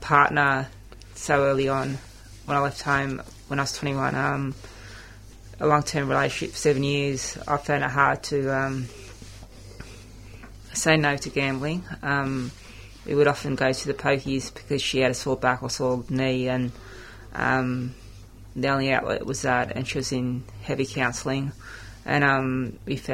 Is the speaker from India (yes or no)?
no; Australia; I came from a European background. I found it hard at school. I would often be called WOG and stuff, and I identified myself as Australian